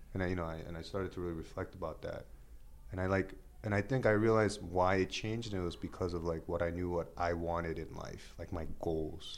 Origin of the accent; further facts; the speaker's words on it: New York City, New York, United States; I am a Korean American, born and raised in Queens